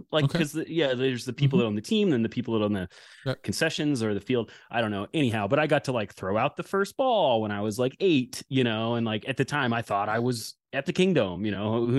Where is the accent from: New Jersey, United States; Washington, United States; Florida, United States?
Washington, United States; Bellingham; I said I grew up on the Nooksack River, which is true